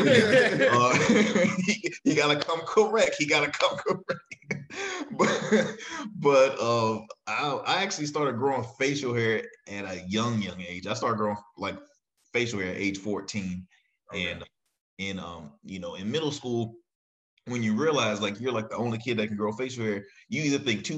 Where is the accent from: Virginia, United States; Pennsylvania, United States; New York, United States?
Virginia, United States; Chesapeake; also born or lived in Norfolk / Murfreesboro, North Carolina; Born and raised in Chesapeake, went to school probably all my life in Norfolk